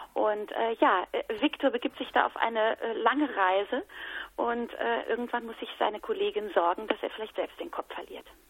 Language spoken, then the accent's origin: German; Hesse, Germany; also born or lived in Mannheim / Cologne; weil ich ja in Hessen groß geworden bin